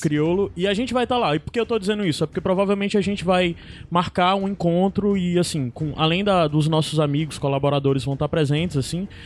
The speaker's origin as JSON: {"language": "Portuguese", "town": "Fortaleza", "region": "Ceará", "country": "Brazil", "said": "nós somos aqui de Fortaleza"}